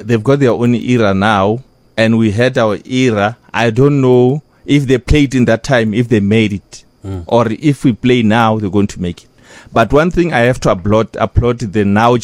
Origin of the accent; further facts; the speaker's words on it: Zebediela, Limpopo, South Africa; also born or lived in Johannesburg; I'm a boy from Zibidiela, Garakwata, I mean, from the Bundus.